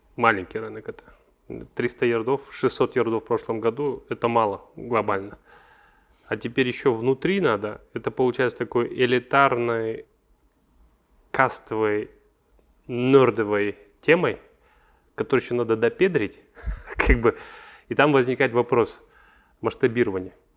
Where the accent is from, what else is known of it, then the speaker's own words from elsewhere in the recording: Almaty, Kazakhstan; Я алматинец, я здесь вырос